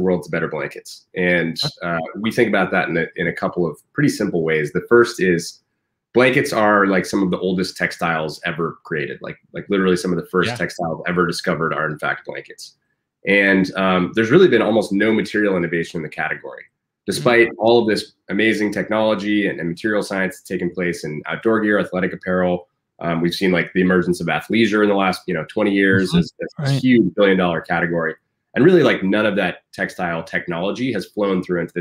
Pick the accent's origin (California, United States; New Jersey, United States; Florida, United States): California, United States; San Francisco; now in Portland, United States; I'm from San Francisco. My parents still live down there